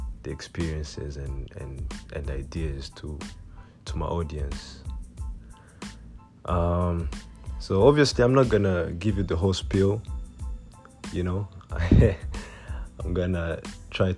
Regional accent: Rwanda; first language Kinyarwanda; English is a second language; I'm Rwandan

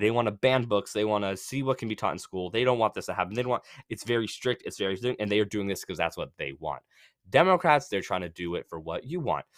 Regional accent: Massachusetts, United States; I am from Massachusetts

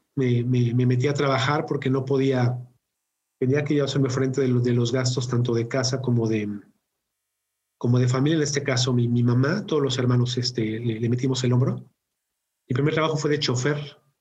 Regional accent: Mexico; also born or lived in Mexico City; mexicano de, nacimiento y vivo, vivo en, la, en la Ciudad de México

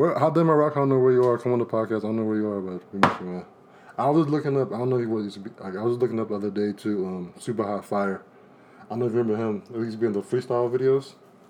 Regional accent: Washington, District of Columbia, United States; I'm not from New York. I'm from D.C., actually.

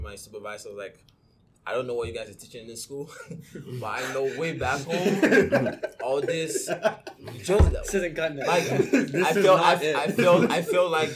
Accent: Nigeria; now in Canada; I'm Nigerian

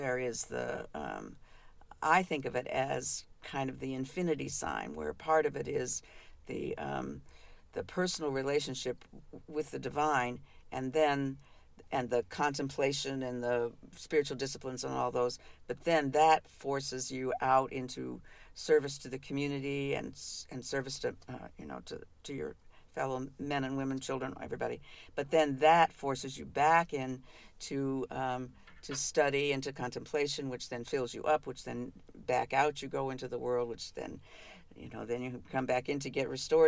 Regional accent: Covington, Kentucky, United States; I was born in Covington, Kentucky. You know, I was born sort of not too far from where we live right now

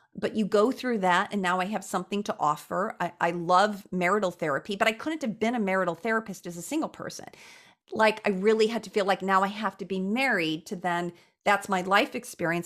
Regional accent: Chicago, Illinois, United States; I was born and raised in Chicago

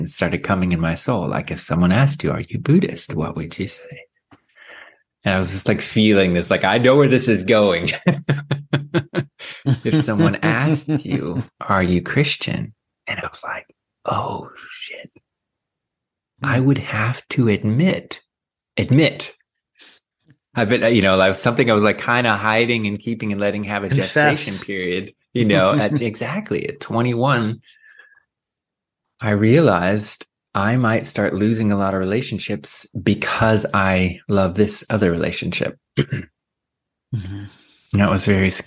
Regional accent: Sacramento, California, United States; I was born in Sacramento

